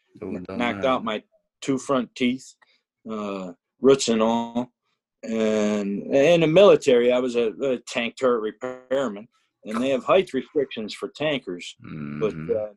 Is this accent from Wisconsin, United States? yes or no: no; Western New York, United States; also born or lived in Evansville, Indiana; I'm from here. I like it here in Western New York